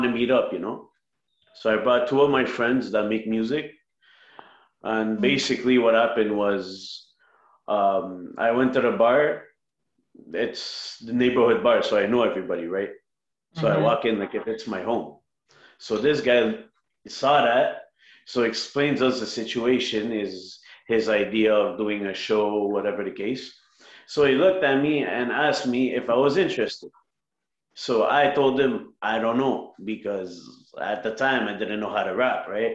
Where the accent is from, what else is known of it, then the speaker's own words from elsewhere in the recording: Montreal, Quebec, Canada; I'm from Montreal, Canada.